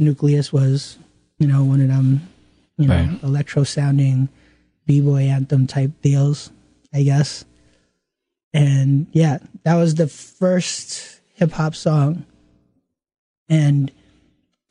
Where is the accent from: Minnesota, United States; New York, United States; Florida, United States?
New York, United States; New York City; I grew up in Flushing, Queens